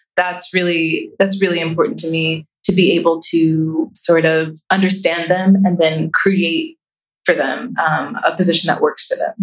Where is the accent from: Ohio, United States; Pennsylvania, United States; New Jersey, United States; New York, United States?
Ohio, United States; Columbus; I grew up in Columbus City Schools